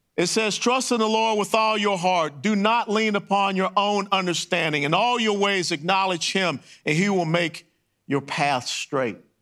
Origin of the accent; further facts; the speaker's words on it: Atlanta, Georgia, United States; Kennesaw Avenue, where I grew up in Atlanta, Georgia